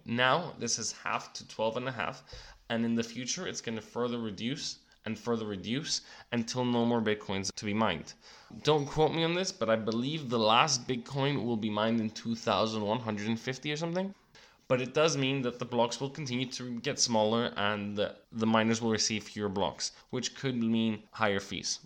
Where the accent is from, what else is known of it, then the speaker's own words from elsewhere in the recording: Cyprus; my home country of Cyprus